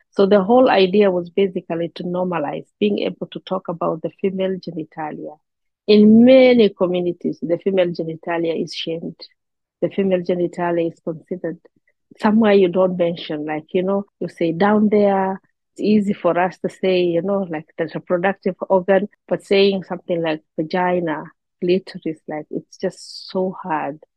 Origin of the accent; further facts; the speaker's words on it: Somalia; English is a second language; you even go down to a community like I come from the Somali and we call it the kintir.